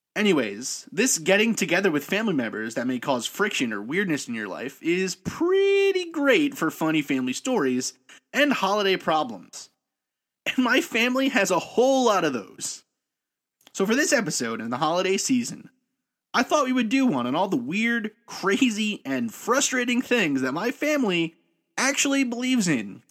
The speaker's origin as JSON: {"language": "English", "town": "New York City", "region": "New York", "country": "United States", "tie": "born or raised there", "said": "I grew up in New York City, raised by a family of immigrants"}